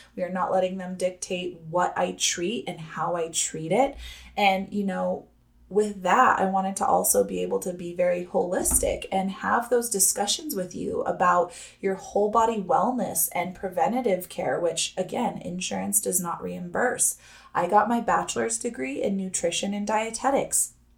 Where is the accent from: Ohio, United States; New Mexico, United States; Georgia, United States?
New Mexico, United States; Los Alamos; I'm from that hometown, Los Alamos, New Mexico